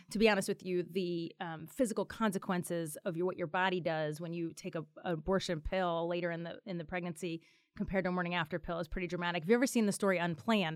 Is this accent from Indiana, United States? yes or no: no; Philadelphia, Pennsylvania, United States; my hometown